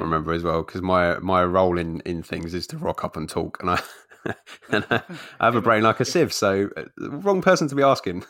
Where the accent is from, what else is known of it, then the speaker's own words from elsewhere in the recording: London, United Kingdom; moved away; also born or lived in Essex; I, spent a lot of time growing up in London, but we moved out to Essex when I got older